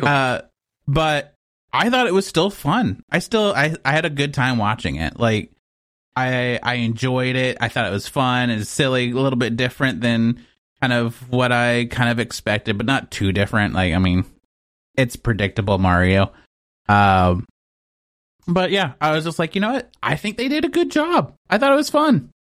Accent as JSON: {"language": "English", "region": "Texas", "country": "United States", "moved": "yes", "said": "I'm from Texas"}